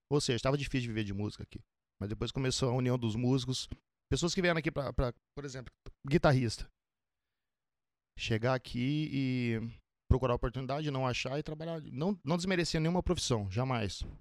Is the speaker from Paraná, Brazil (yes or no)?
yes; Paraná, Brazil; Paraná. Paraná. Curitiba? Norte do, norte do Paraná. Norte. Curitiba é sul.